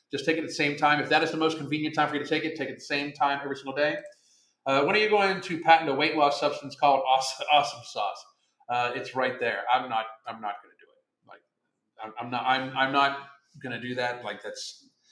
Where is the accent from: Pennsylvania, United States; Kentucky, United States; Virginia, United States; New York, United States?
Pennsylvania, United States; Pittsburgh; moved away; I'm from Pittsburgh